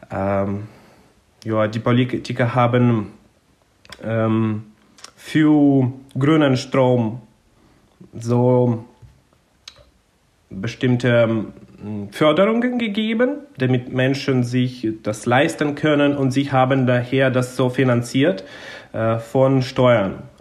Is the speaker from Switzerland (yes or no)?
no; southern Ukraine, Ukraine; born there; German is a second language; Vor dem Krieg war es so, dass insbesondere im Süden, da wo ich geboren bin, hat man schon es gesehen, wie der Klimawandel quasi voranschreitet, weil im Süden der Ukraine ist es äh, viel sonniger und viel heißer.